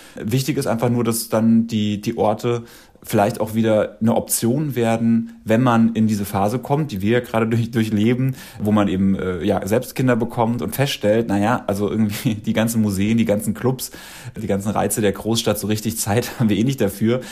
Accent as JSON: {"language": "German", "town": "Dachau", "region": "Bavaria", "country": "Germany", "also_born_or_lived": "Munich", "moved": "yes", "said": "Ich komme ja aus, aus Dachau und ich habe in, in München gewohnt und bin 2003, nee, 2005 von dort weggezogen."}